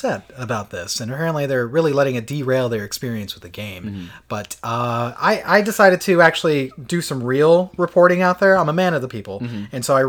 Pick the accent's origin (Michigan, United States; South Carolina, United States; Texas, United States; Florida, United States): Florida, United States; We come from Florida.